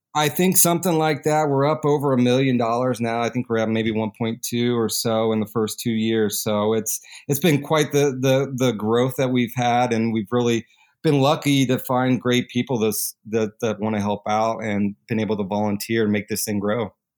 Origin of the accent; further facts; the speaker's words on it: Kentuckiana, Southern Indiana, United States; growing up in, uh, Southern Indiana, Kentuckiana area